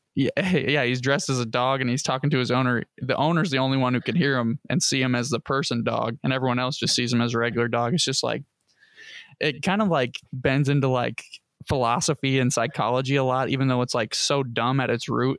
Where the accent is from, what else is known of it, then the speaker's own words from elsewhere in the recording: United States; as an American